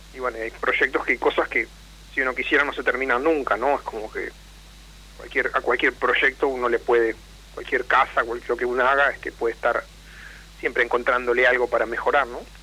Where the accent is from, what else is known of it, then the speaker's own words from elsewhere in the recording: Entre Ríos, Argentina; moved away as an adult; now in La Plata, Argentina; en realidad soy de Entre Ríos